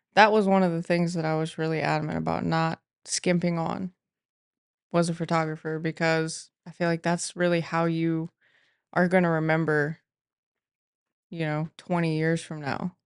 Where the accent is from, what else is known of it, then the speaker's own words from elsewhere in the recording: Mansfield, Ohio, United States; I grew up here in the Mansfield area